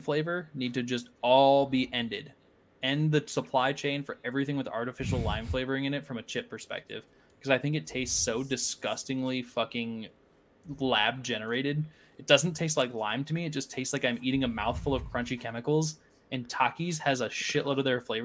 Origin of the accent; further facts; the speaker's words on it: Iowa, United States; moved away; I'm from Iowa